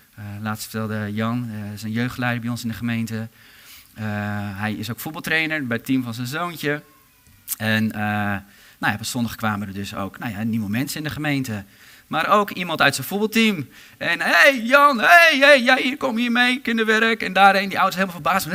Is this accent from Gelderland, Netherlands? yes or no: yes; Harderwijk, Gelderland, Netherlands; ik kom zelf uit Harderwijk